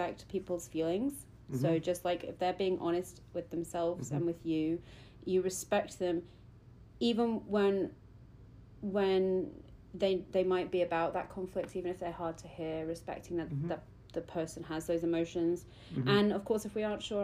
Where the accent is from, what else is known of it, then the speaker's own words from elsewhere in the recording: United Kingdom; I'm too British for